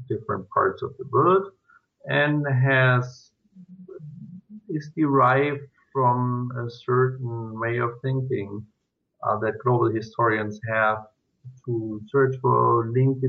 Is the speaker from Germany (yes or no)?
yes; Germany; moved away as an adult; now in Switzerland; I was born in Germany